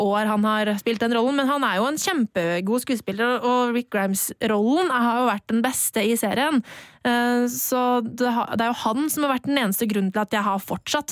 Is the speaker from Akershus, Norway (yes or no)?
yes; Bærums Verk, Akershus, Norway; så gikk vi på lekebutikken på Bærums Verk, der jeg er fra